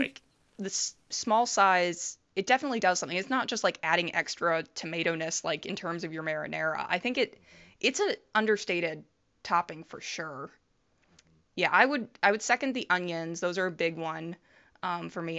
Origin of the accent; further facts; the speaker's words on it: Toledo, Ohio, United States; I grew up in Toledo, Ohio